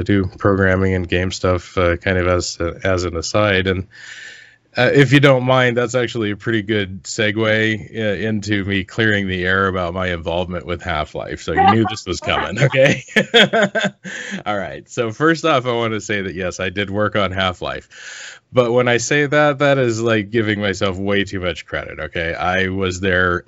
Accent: Olympic Peninsula, Washington, United States; I grew up in the Seattle area, kind of the suburbs, or more the rural, the what's called the Olympic Peninsula of Washington State

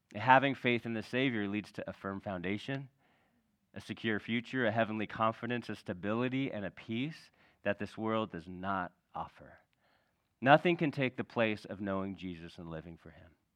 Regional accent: California, United States; we grew up in California

